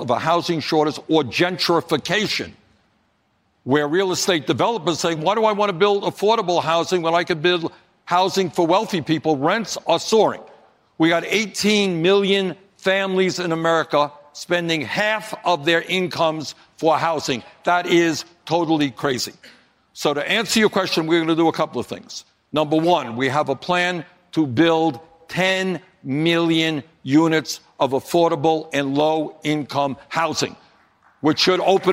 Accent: Burlington, Vermont, United States; Burlington, Vermont, my hometown

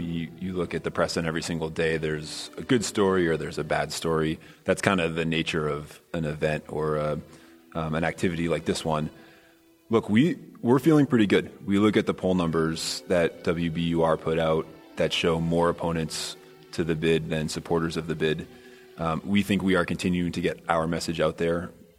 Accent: Brookline, Massachusetts, United States; co-chair of No Boston Olympics, born and raised in Brookline, still live in Brookline Village.

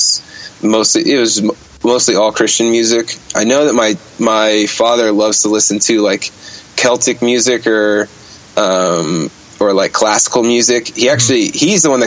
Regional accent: Bergenfield, New Jersey, United States; moved away as an adult; also born or lived in Ohio; I was born and raised in New Jersey

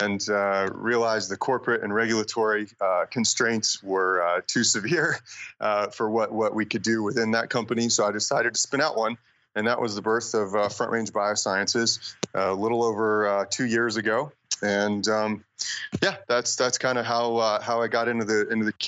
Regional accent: North Carolina, United States; moved away as an adult; now in Boulder, Colorado, United States; I grew up in North Carolina

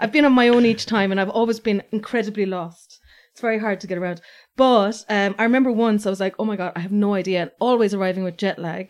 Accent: Ireland; I was like, "Ireland."

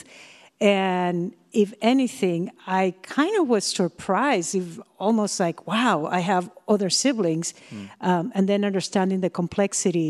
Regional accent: Peru; moved away as an adult; also born or lived in Pennsylvania; now in United States; from Peru and I'm going to Millersville University of Pennsylvania

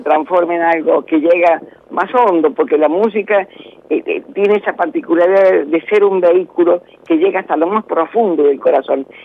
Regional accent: San Luis, Argentina; yo no me quiero ir porque yo soy de San Luis y quiero morir en San Luis

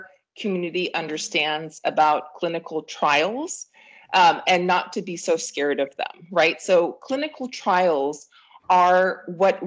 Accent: Peru; now in United States; I'm an immigrant myself, I'm from Peru.

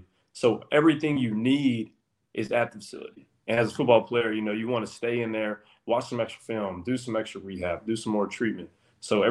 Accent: South Carolina, United States; moved away as an adult; now in Chapel Hill, United States; I was playing safety at one of my hometown schools down here called Sagasti

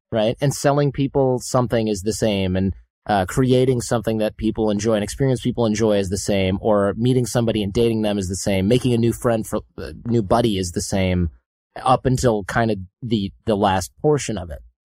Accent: Detroit, Michigan, United States; I'm from Detroit

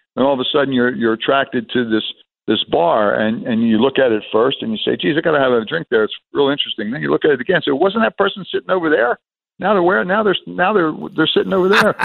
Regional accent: Atlantic City, New Jersey, United States; moved away as an adult; also born or lived in Chicago / New England; I'm born and raised in Atlantic City

